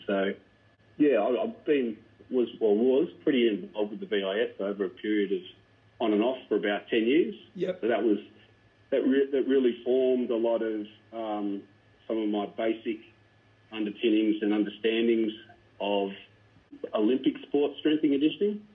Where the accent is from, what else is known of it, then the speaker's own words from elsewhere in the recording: Melbourne, Victoria, Australia; moved away as an adult; also born or lived in China; back in my hometown trying to see family and friends